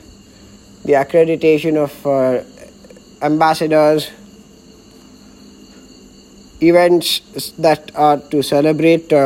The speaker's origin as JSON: {"language": "English", "town": "Bangalore", "region": "Karnataka", "country": "India", "tie": "born or raised there", "said": "My hometown of Bangalore happens to be the most important city and the capital of Karnataka"}